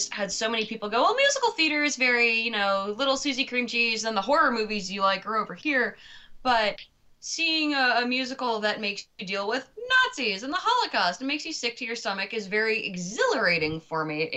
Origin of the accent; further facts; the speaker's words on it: Lexington, Massachusetts, United States; I got my first lead in a play in third grade. The play was The Big Stone at Lexington Montessori School